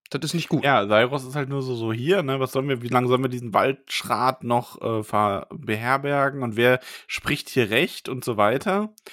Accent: the East, East Germany, Germany; Ich darf das, ich bin aus dem Osten.

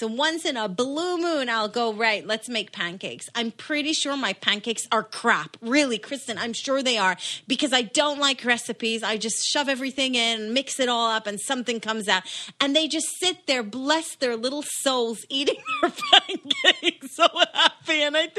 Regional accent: Israel; moved away; So, growing up, we didn't do Christmas cause I grew up in Israel and nobody does serve Christmas in Israel.

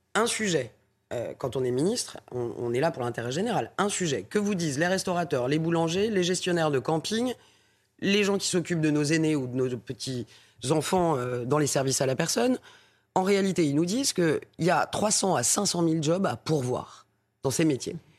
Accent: Paris, Île-de-France, France; je suis parisienne euh, avant tout et députée de Paris

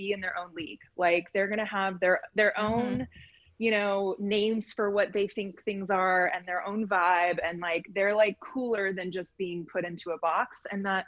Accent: Bay Area, San Francisco area, California, United States; now in Los Angeles, United States; I currently reside in Los Angeles, but I'm from the Bay Area, like San Francisco area

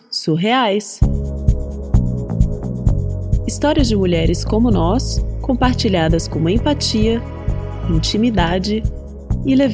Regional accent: São Paulo, Brazil; eu nasci e cresci em São Paulo, na capital. Então eu sou uma pessoa super urbana

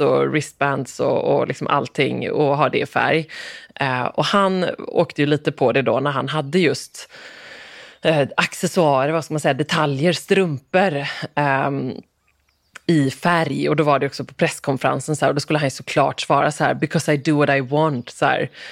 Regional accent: Gothenburg, Västra Götaland, Sweden; moved away; also born or lived in Falsterbo; som göteborgare ja. boende här

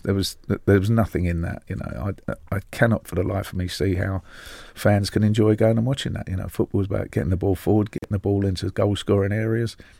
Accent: London, United Kingdom; as a Londoner

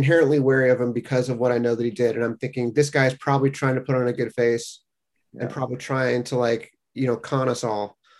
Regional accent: South Bay, California, United States; growing up in the South Bay

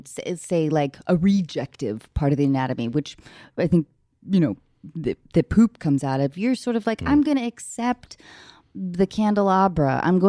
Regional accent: Pacific Northwest, United States; You know, I grew up in the Northwest. We didn't have much sex ed.

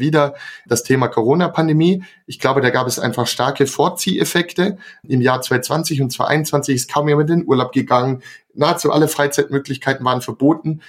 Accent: Swabia, Germany; ich komme auch aus dem Schwabenland

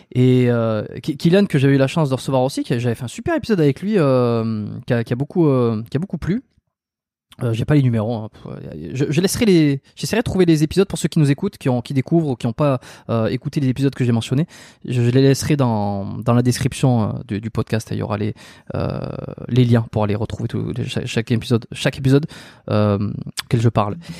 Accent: France; moved away as an adult; also born or lived in Bordeaux; now in Montreal, Canada; Je suis pas canadien, je suis français euh, qui suis expatrié

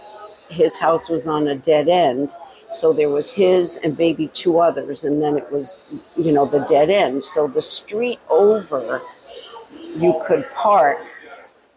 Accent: Rhode Island, United States; now in Florida, United States; Born and raised in Rhode Island. We came down here to get away from the winters.

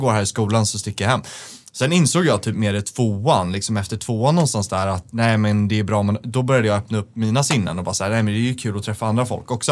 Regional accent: Stockholm, Stockholm County, Sweden; som är från Stockholm

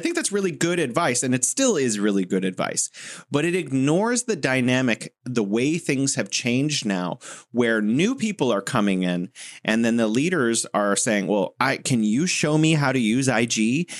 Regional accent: United States; as an American

